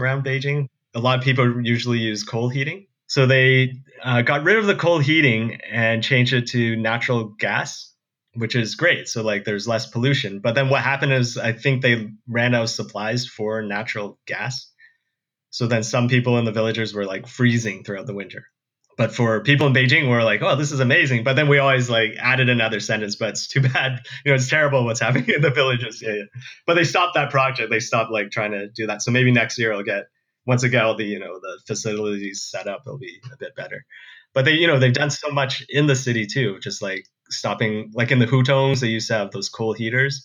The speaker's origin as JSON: {"language": "English", "country": "Canada", "tie": "born or raised there", "moved": "as an adult", "said": "growing up in Canada"}